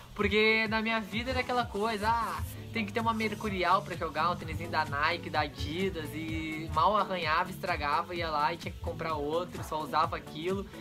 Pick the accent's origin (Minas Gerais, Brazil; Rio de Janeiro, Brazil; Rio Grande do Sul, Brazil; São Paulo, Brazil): Rio Grande do Sul, Brazil; Viamão; eu cresci aqui, praticamente a minha infância em Viamão, Santa Cecília